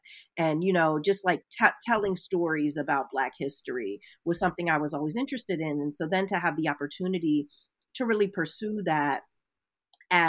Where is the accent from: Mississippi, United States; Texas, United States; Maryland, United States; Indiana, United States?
Maryland, United States; Silver Spring; moved away as an adult; also born or lived in Washington, D.C. / Philadelphia, Pennsylvania; now in Chicago, United States; So I was born in Washington, D.C. I was raised in Silver Spring, Maryland